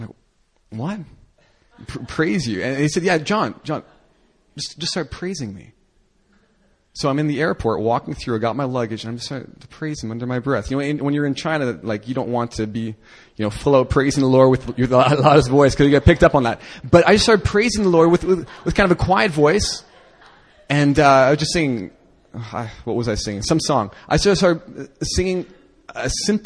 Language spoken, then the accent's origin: English; Canada; I'm a Canadian